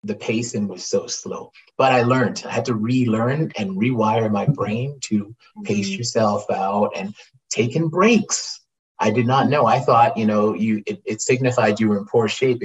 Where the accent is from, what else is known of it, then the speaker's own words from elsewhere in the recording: Canada; I'm a Canadian actor that's working. I'm a Canadian actor